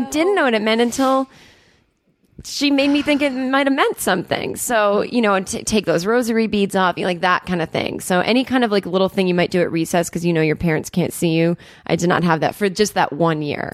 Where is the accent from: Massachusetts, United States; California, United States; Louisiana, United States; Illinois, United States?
Massachusetts, United States; Needham; I'm from Needham, Massachusetts, which is a kind of a wealthy suburb